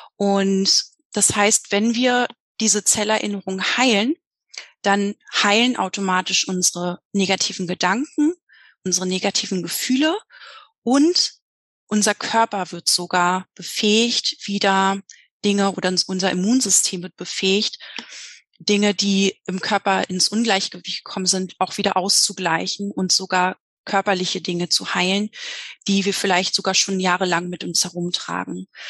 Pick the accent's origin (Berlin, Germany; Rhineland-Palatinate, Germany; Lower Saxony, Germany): Berlin, Germany; Ich komme aus Berlin, bin jedoch gerade in Mexiko.